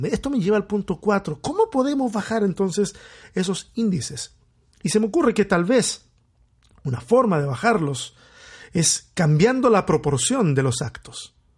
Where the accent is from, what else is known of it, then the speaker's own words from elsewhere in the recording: Chile; soy chileno